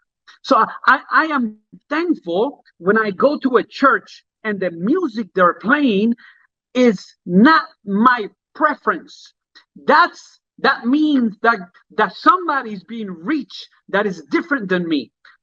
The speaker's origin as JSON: {"language": "English", "country": "Puerto Rico", "also_born_or_lived": "Jamaica", "said": "I remember when I lived in Jamaica, that's the way people put white gloves on. And I remember when I came from Puerto Rico, and I remember in the church that I grew up in."}